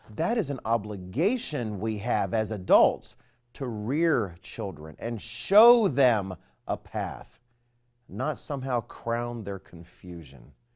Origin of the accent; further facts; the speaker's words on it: United States; I am an American